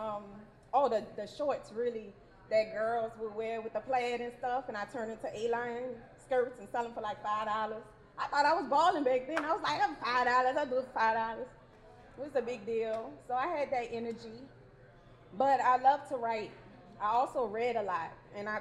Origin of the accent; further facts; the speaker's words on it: New Orleans, Louisiana, United States; now in Baltimore, United States; I'm originally from New Orleans, Louisiana. Yes, New Orleans